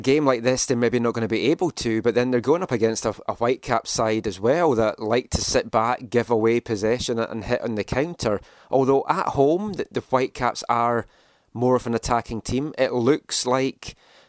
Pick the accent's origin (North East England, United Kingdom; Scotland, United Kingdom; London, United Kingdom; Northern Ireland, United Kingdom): Scotland, United Kingdom; I'm from Scotland. I'm used to fierce local rivalry there